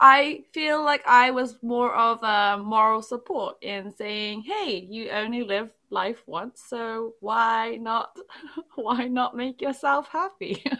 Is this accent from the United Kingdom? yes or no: yes; England, United Kingdom; English is a second language; English was n, never, like, my first language despite being born in England